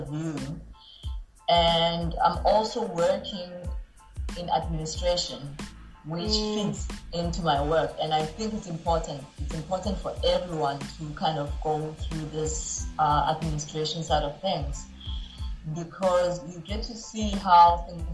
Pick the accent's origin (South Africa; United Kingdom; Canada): South Africa; moved away; I was trying to get to see, you know, the real South Africa as a South African